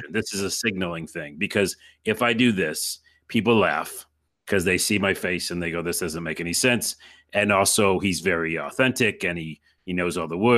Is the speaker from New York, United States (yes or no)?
yes; New York, United States; I'm from New York, and that's it.